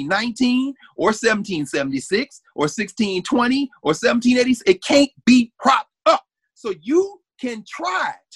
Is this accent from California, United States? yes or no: no; Nashville, Tennessee, United States; I was born in Nashville.